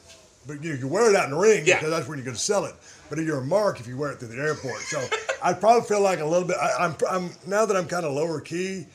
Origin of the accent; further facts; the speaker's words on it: Edna, Texas, United States; growing up in South Texas